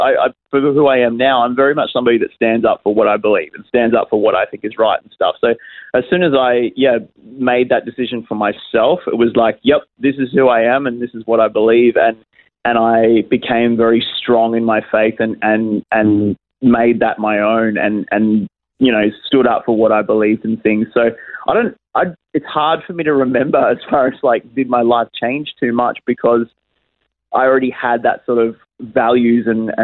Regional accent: Geelong, Victoria, Australia; moved away as an adult; now in Adelaide, Australia; So I was raised and born in Geelong and lived there for the first sort of, 20-odd years of my life

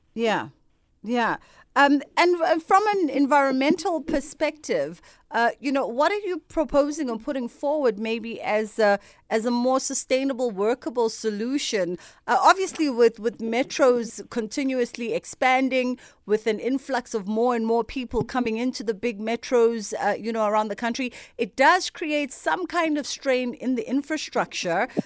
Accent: Durban, KwaZulu-Natal, South Africa; I'm from Durban

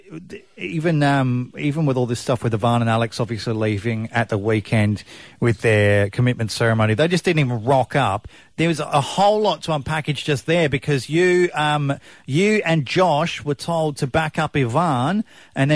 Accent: Adelaide, South Australia, Australia; moved away; I'm from Adelaide originally.

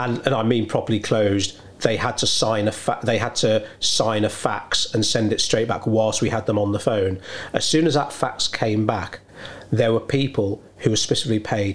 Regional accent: United Kingdom; being British

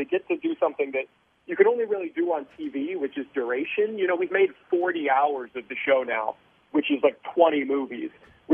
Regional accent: Mount Vernon, Iowa, United States; I grew up in a tiny town called Mount Vernon, population about 4,000, surrounded by farms.

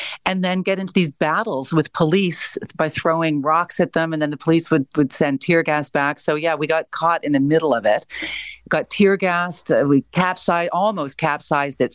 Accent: Canada; being a Canadian

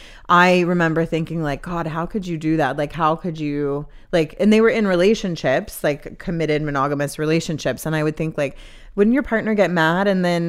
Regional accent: the South, United States; because I grew up in the Bible Belt

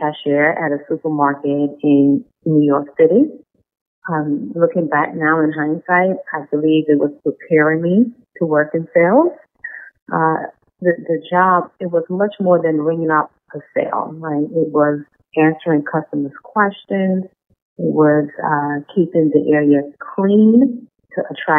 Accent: Guyana; moved away; She noticed my accent and asked me where I'm from. I told her I was raised in Guyana

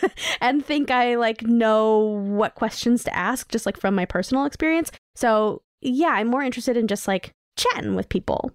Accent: New York City, New York, United States; I grew up in New York City

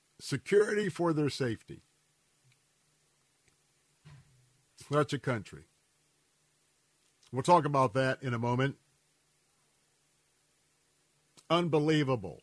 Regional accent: Tampa, Florida, United States; I was born and raised right here in Tampa, Florida.

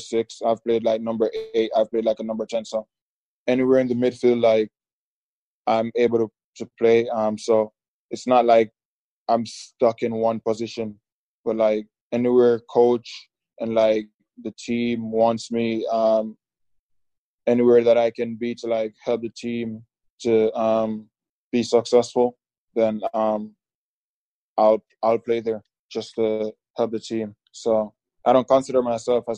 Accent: Jamaica; moved away as an adult; now in United States; back home in Jamaica

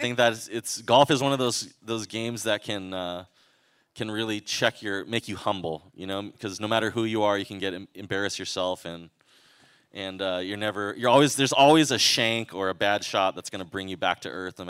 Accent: Hawaii, United States; We're from Hawaii. Hawaii is a place where you can't, if you get a little too big for your britches, you will get probably brought down to earth.

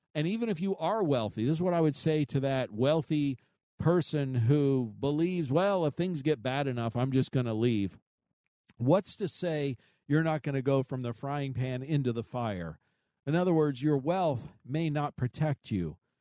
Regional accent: United States; I was born here. I'm a, I'm, I'm an American

